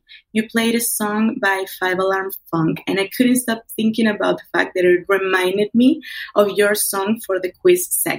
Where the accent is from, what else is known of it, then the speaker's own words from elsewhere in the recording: Venezuela; English is a second language; now in Chile; I'm from Venezuela, but I actually live in Chile right now.